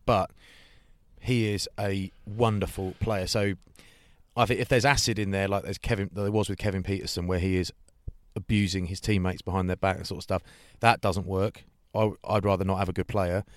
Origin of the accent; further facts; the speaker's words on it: England, United Kingdom; as an Englishman